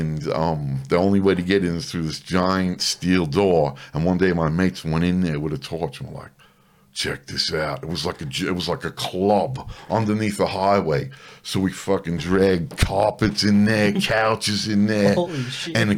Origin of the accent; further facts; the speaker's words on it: New York City, New York, United States; moved away as an adult; also born or lived in Bronx, New York; now in Canberra, Australia; I grew up in a town called Woodside, Queens